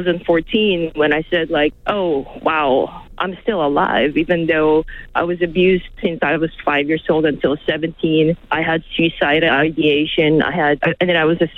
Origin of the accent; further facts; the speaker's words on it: Philippines; now in Los Angeles, United States; I grew up in the Philippines